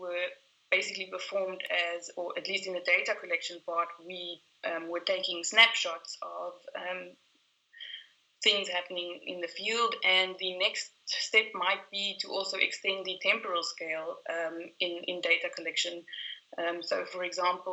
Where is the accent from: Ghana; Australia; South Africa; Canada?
South Africa; I am South African